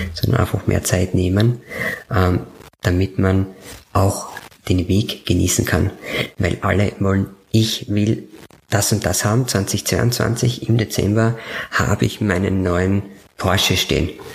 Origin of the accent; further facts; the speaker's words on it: Upper Styria, Austria; Obersteiermark gehen, weil das meine Heimat ist. Mhm. Ich komme ja von dort